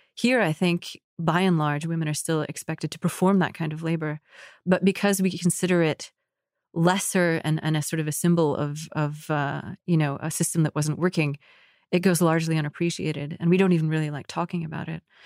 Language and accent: English; United States; also born or lived in Egypt; as American Muslims